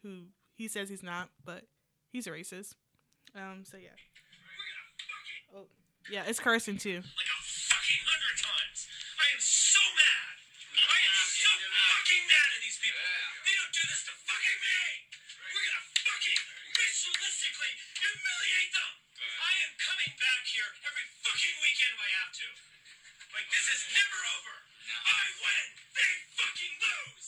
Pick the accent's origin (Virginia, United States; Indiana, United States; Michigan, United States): Virginia, United States; Charlottesville; we're from Charlottesville